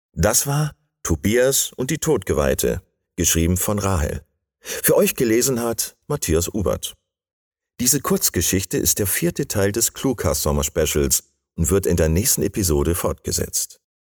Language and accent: German; Bremen, Germany; now in Bavaria, Germany; Ich bin äh, Bremer, den es nach Bayern verschlagen hat